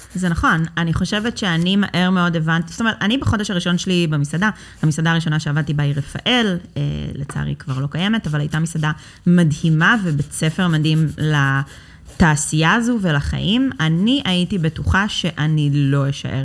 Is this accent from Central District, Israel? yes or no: yes; Ra'anana, Central District, Israel; אני במקור מרעננה, עיר האורות